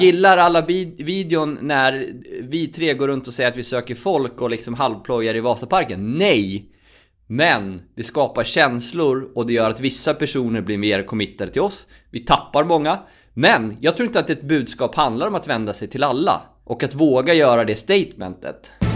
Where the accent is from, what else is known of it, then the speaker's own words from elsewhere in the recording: Borlänge, Dalarna County, Sweden; moved away; min hemstad Borlänge